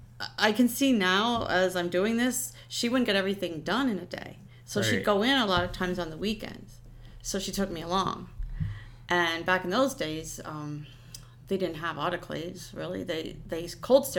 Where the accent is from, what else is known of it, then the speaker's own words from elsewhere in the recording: Lehighton, Pennsylvania, United States; also born or lived in Hellertown, Pennsylvania; I grew up in Lehighton, which is a small town like Hellertown.